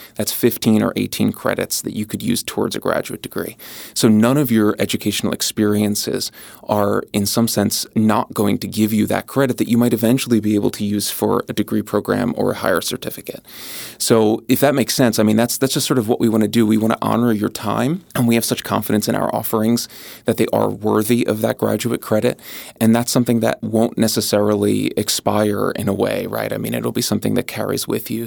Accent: just north of Philadelphia, Pennsylvania, United States; also born or lived in Southwest Florida; now in Upstate New York, United States; having grown up in the Northeast, just north of Philadelphia

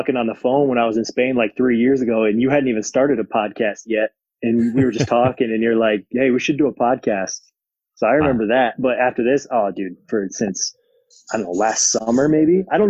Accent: Cadillac, Michigan, United States; moved away as an adult; also born or lived in Germany; Back in Cadillac. I'm getting old now, man. I'm 29. So it's been a while, but, I grew up in a very basketball family.

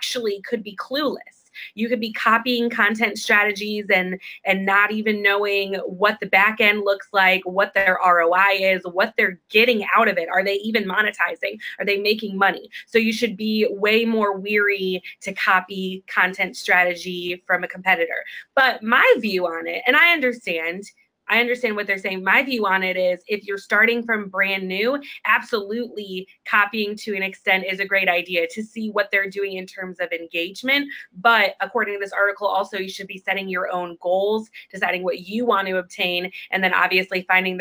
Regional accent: Chicago, Illinois, United States; we're from Chicago

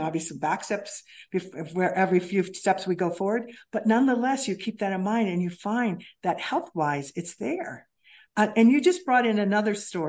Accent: Kansas City, Missouri, United States; In Kansas City, Missouri, I grew up.

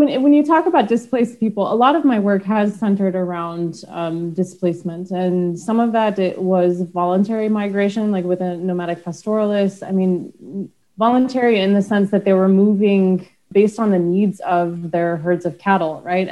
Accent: United States; moved away; being an American, I haven't actually lived in the US for so long

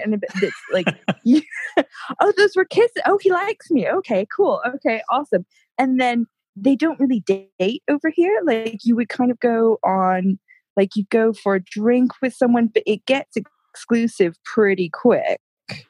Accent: United States; now in United Kingdom; I've now been in the UK for it's about 14 years now, and I know that long, right? And my accent, I do quite English because I've been over here for so long, but then as soon as I speak to an American, I do go more American.

